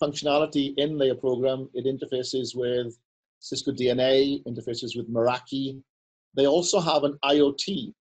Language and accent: English; Wales, United Kingdom; I'm Welsh